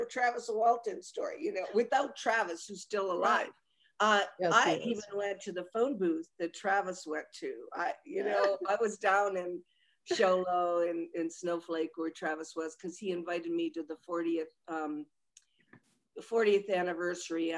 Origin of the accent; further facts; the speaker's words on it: Rome, Lazio, Italy; I was born at Piazza Mazzini in Rome